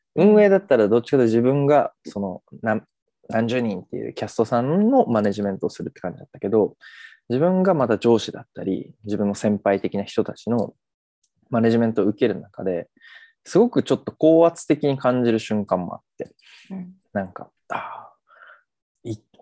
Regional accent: Kagoshima, Japan; moved away as an adult; also born or lived in Fukuoka; now in Tokyo, Japan; 鹿児島で生まれ、大学時代福岡にいて、現在は関東、東京に住んでます

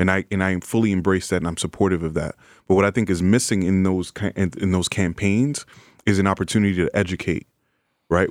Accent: New York City, New York, United States; native New Yorker from the Bronx, um, in the Bronx now, and uh, you know, grew up oldest of five kids.

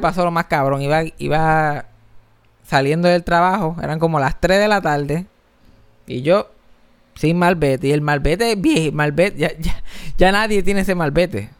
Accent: Puerto Rico

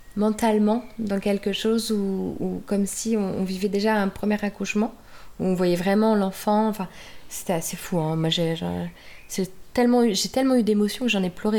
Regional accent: Normandy, France; now in Munich, Germany; si j'étais en Normandie, est-ce que je suis normande Bah oui

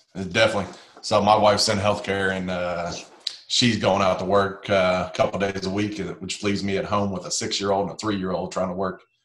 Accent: Indiana, United States; moved away as an adult; I grew up in Indiana

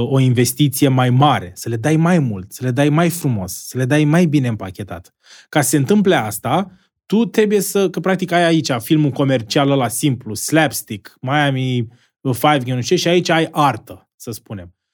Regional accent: Constanța, Constanța County, Romania; vreau, să fiu în pe o scenă undeva în America, mândru să zic că, uite, sunt un român care a reușit acest produs, care a prins și afară.

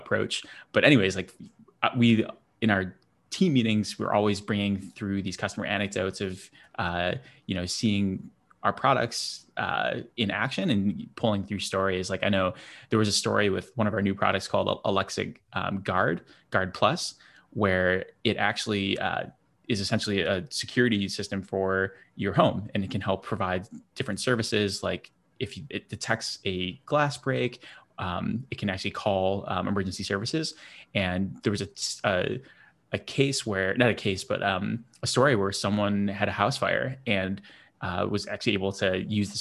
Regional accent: Buffalo, New York, United States; moved away as an adult; also born or lived in Boston; I grew up in Buffalo

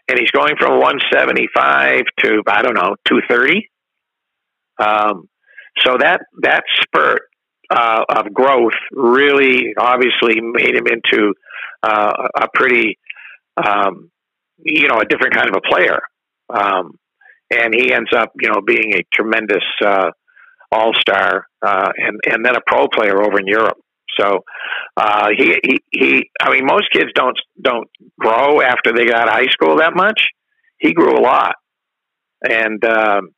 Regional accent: Vermont, United States; I'm from Vermont

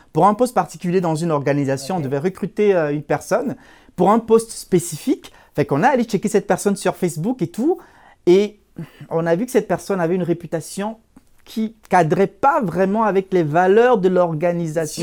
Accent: Cameroon; moved away as an adult; now in Canada; je suis d'origine euh, africaine, plus précisément, je viens du Cameroun. J'ai émigré au, Canada il y a, en, 2015

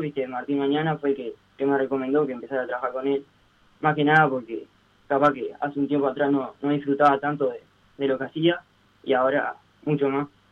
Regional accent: Las Piedras, Canelones, Uruguay; yo soy de Las Piedras

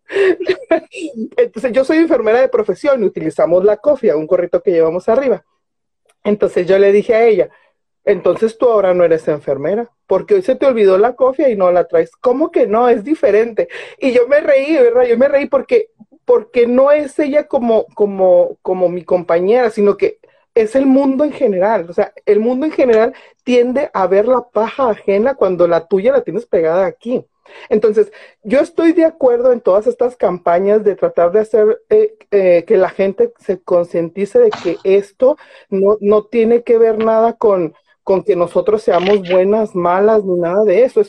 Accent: Mexico; also born or lived in Ciudad Juárez, Chihuahua; a mí como mexicana

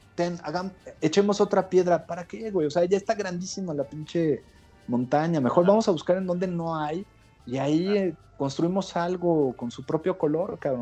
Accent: Mexico; toda la gente que estamos en, en México ahorita y que somos mexicanos

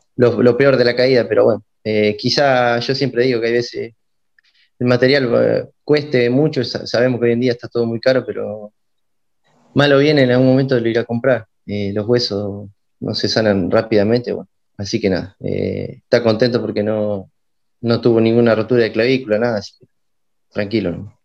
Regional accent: Ranchos, Buenos Aires Province, Argentina; yo soy oriundo de Ranchos, de la ciudad de Ranchos, mi, padre es de acá

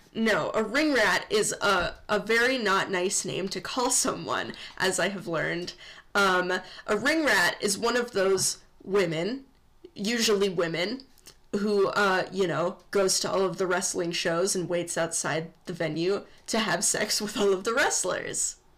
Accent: Midwest, United States; We're from the Midwest

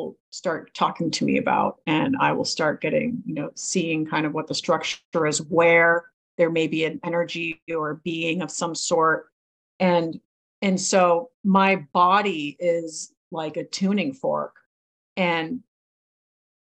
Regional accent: New England and Maine, United States; now in California, United States; I grew up in New England and Maine

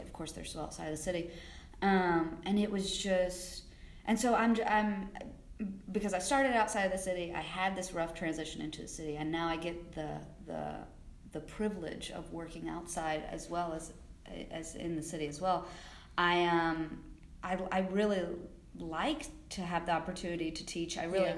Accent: South Carolina, United States; moved away as an adult; also born or lived in Georgia / New Orleans; now in New York City, United States; I grew up in South Carolina, and that's where I started working

